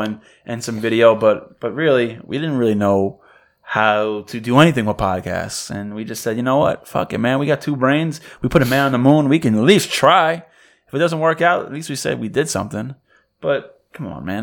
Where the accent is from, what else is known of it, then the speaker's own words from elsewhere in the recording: New York, United States; I'm from New York